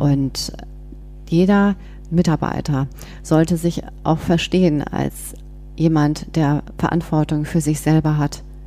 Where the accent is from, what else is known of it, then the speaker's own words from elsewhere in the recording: Bonn, North Rhine-Westphalia, Germany; moved away as an adult; now in Berlin, Germany; bin aber gebürtige Bonnerin, also wirklich Rheinländerin